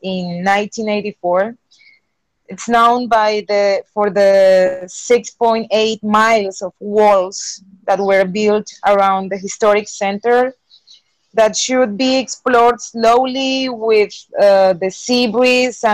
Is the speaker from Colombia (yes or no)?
yes; Montería, Córdoba, Colombia; now in Cartagena, Colombia; I am originally from Montería, Córdoba, a small city on the Caribbean coast. But I've been living in Cartagena by 15 years ago